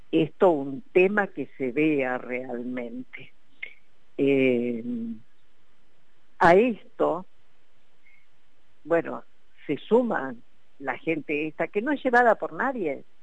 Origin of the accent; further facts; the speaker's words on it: Jujuy, Argentina; Aquí eh, los grandes perjudicados somos los jujeños